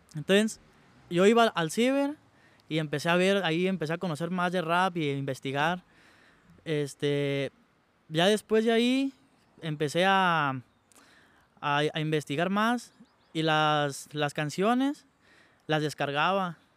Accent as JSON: {"language": "Spanish", "town": "Santa Clara de Valladares", "region": "Michoacán", "country": "Mexico", "tie": "born or raised there", "said": "yo vengo de Santa Clara, Santa Clara de Valladares. Es un pueblo que está aquí cerquita de Los Reyes. De ahí, ahí nací, ahí crecí"}